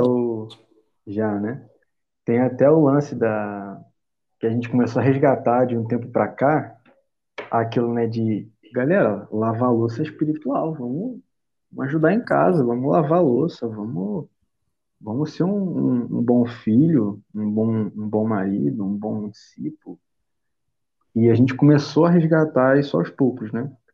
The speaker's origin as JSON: {"language": "Portuguese", "region": "Rio de Janeiro", "country": "Brazil", "said": "sou carioca, tenho 22"}